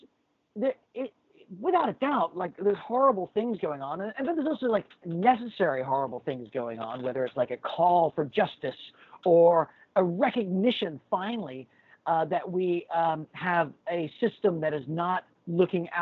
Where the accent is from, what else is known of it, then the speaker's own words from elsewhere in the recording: Texas, United States; also born or lived in Ascot, England; I was born in Ascot, England. Okay. My family all immigrated to Texas 45 years ago last month